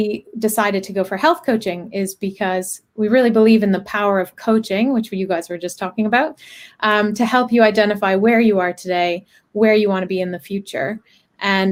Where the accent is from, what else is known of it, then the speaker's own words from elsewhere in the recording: Canada; moved away as an adult; I'm Canadian. I studied engineering, moved here in 2008 to do my MBA